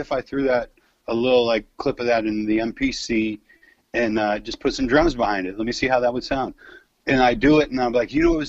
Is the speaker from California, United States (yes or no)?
yes; San Francisco, California, United States; I come from the San Francisco times when, like, the rave scene was hella big and just the ecstasy culture and all that shit. That was, like, I grew up in that, and that was a big deal when I was a kid, man